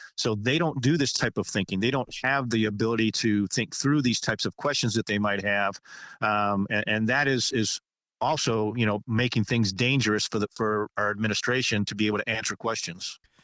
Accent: United States; we, as American citizens

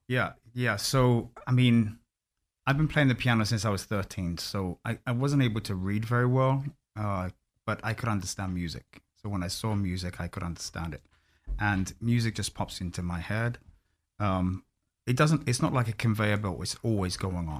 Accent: London, United Kingdom; moved away as an adult; also born or lived in Orlando, United States; I'm born and bred in London

